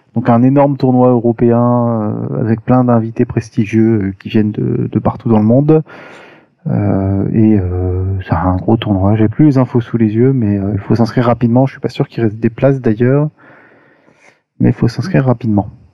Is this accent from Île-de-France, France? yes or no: yes; Paris, Île-de-France, France; je suis parisien